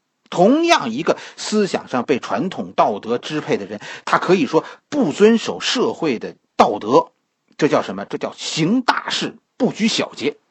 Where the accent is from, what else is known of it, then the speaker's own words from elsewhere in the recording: China; 我们做事可以不受约束，这是我们中国人，在很多外民族眼中的样子。